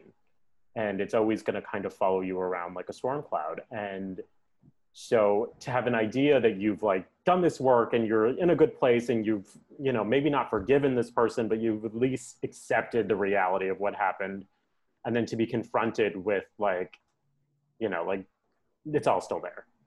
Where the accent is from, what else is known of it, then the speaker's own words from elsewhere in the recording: New York, United States; now in Los Angeles, United States; I'm from New York and I live